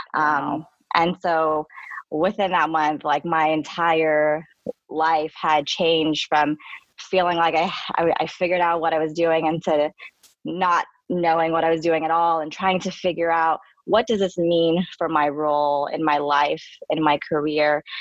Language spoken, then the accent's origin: English; San Francisco, California, United States; I um, am born and raised in uh, San Francisco